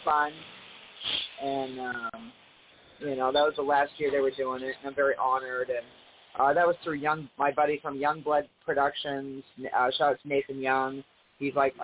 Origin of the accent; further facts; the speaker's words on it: New England, United States; I'm from New England